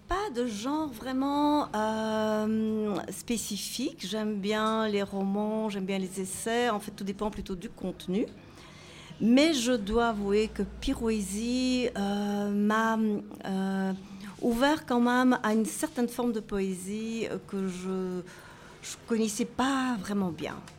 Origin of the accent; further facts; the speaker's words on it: Brussels, Brussels-Capital Region, Belgium; je viens de Bruxelles